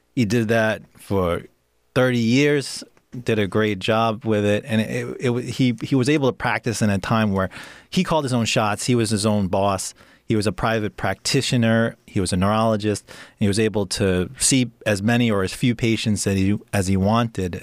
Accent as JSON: {"language": "English", "region": "New York", "country": "United States", "tie": "born or raised there", "also_born_or_lived": "Pennsylvania", "moved": "as an adult", "lives_now": "Oregon, United States", "said": "growing up in New York is great"}